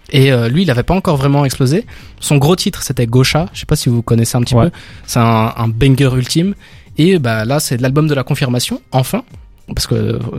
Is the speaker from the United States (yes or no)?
no; Belgium; en tant que Belge